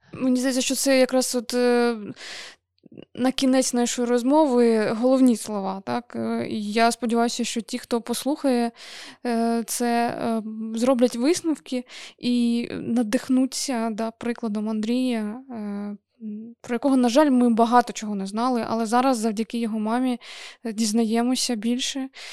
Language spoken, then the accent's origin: Ukrainian; Kharkiv, Kharkiv Oblast, Ukraine; я з Харкова